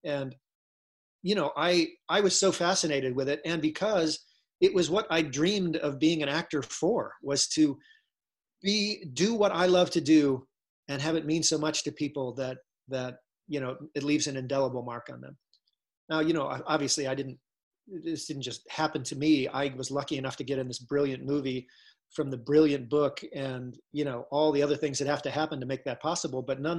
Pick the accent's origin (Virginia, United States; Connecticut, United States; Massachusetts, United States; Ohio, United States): Ohio, United States; And I said, no, I'm from Ohio.